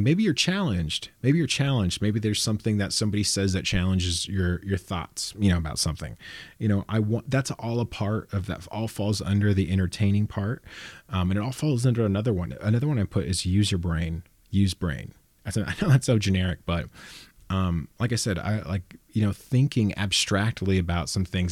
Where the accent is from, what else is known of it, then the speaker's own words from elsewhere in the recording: Los Banos, California, United States; I'm from Las Banos, and that's a, that's a commuter town